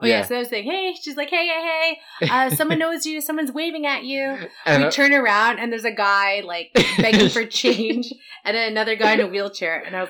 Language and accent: English; Philippines; I am from the Philippines and I am a goddess.